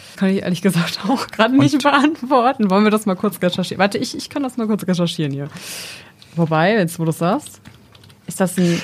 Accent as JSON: {"language": "German", "area": "near Esens", "region": "Lower Saxony", "country": "Germany", "said": "ich komme tatsächlich aus der Nähe von Esens."}